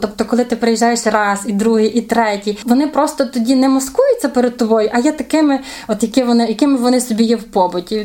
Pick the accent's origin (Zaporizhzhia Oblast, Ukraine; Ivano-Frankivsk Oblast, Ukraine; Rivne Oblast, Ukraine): Ivano-Frankivsk Oblast, Ukraine; Я з Франківщини, але не, не з Гуцульщини.